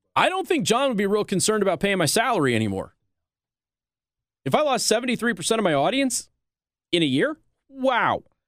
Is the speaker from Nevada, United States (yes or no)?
yes; Las Vegas, Nevada, United States; I'm from Las Vegas